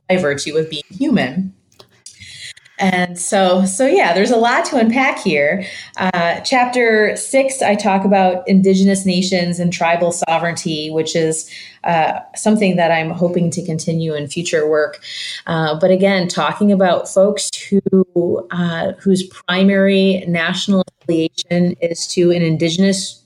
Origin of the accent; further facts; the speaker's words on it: Michigan, United States; now in St. Louis, United States; I grew up in Michigan and I live in St. Louis now